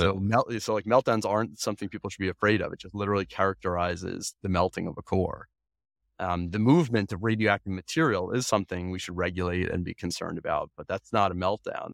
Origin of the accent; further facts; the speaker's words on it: Long Island, New York, United States; I grew up on Long Island